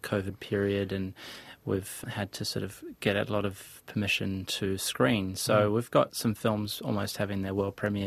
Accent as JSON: {"language": "English", "country": "New Zealand", "said": "as Kiwi directors"}